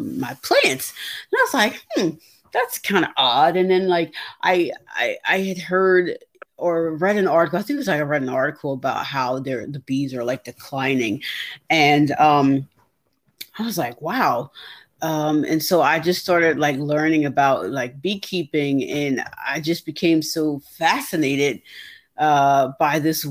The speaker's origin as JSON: {"language": "English", "region": "New York", "country": "United States", "moved": "yes", "lives_now": "New Jersey, United States", "said": "I'm originally from New York, but I live in New Jersey."}